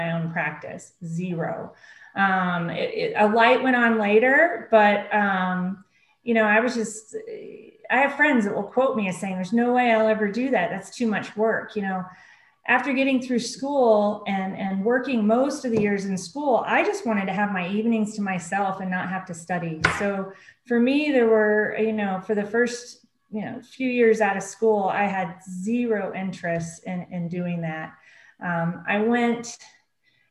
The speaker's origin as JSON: {"language": "English", "town": "Oklahoma City", "region": "Oklahoma", "country": "United States", "tie": "born or raised there", "said": "I grew up in Oklahoma City, grew up in a single parent home with one older brother"}